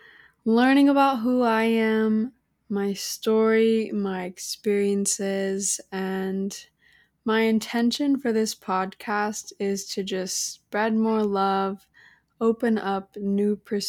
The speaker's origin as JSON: {"language": "English", "town": "Salem", "region": "Illinois", "country": "United States", "lives_now": "Arizona, United States", "said": "I am currently 21 years old, and I am from Salem, Illinois. I have been living out in Arizona for the last 2 years now, and I'm the girl that just constantly moved around all the time"}